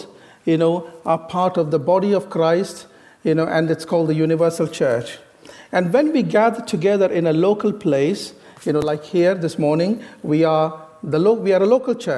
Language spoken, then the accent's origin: English; India; moved away; I originally came from the east to the west. I come from India.